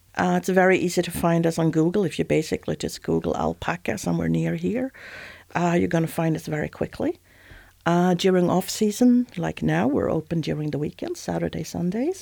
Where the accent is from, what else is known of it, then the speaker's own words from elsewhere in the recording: Sweden; accent: Swedish; moved away as an adult; also born or lived in Switzerland / Southwest France; now in France; I'm origin Swedish, so this is the original IKEA accent.